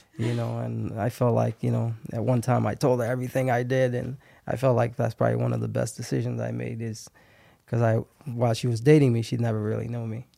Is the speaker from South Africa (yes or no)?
no; Haiti; English is a second language; now in Fargo, United States; I grew up in Haiti, got, got here in ninety-seven.